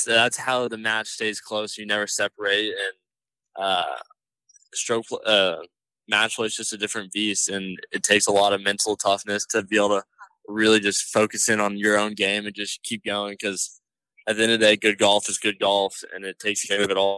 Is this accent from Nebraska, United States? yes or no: no; Texas, United States; we're all from Texas